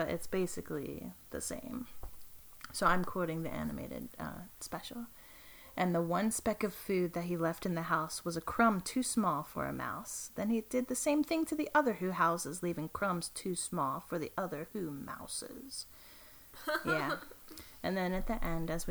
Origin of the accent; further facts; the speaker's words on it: East Coast, United States; I say icebox when I'm referring to the refrigerator because I'm from the East Coast